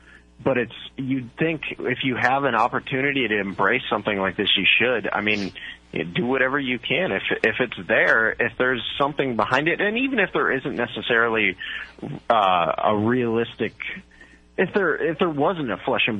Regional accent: Bolivar, Ohio, United States; I grew up in Bolivar, Ohio, which is tiny

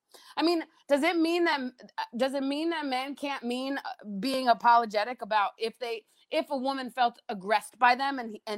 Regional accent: Denver, Colorado, United States; now in Southern United States; I came down from Denver to the South and they call me a Northerner down here.

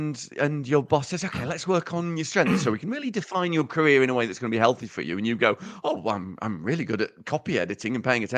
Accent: Uttoxeter, West Midlands, United Kingdom; accent: Uttoxeter; in direct opposition to what I've just said in my in my stupid Uttoxeter accent

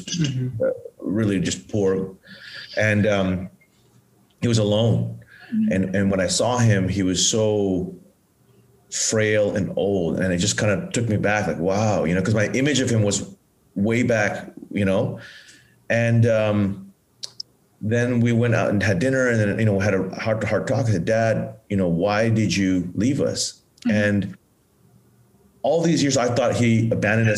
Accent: Bangkok, Thailand; moved away; also born or lived in Pattaya, Thailand / United States; I grew up in Thailand and I grew up in a well-to-do family when I was a young child. And my mom was a homemaker. I had a younger brother and we lived in Bangkok

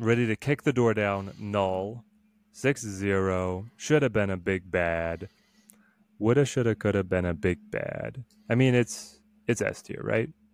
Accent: Dallas, Texas, United States; I'm from the South. I'm from Dallas

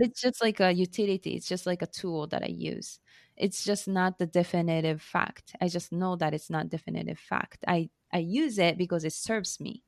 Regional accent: Japan; English is a second language; moved away as an adult; also born or lived in United States; now in Tokyo, Japan; I was born and raised in Japan

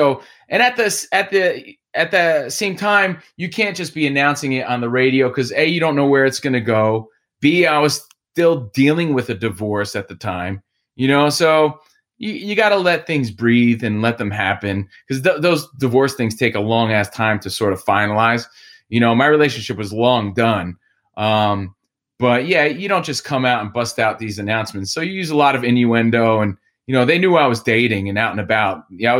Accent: East Coast, United States; now in Los Angeles, United States; We all came to LA together, and that's just who we are. We're transplants from the East Coast, and East Coast people, you know where you stand immediately.

